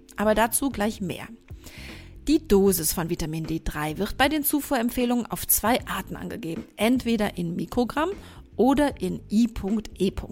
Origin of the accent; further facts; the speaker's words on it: Germany; bei uns in Deutschland